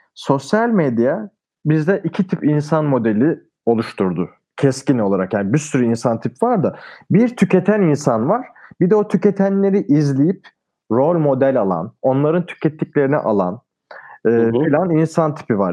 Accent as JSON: {"language": "Turkish", "region": "Denizli", "country": "Turkey", "tie": "born or raised there", "said": "Bu arada memleketim de Denizli"}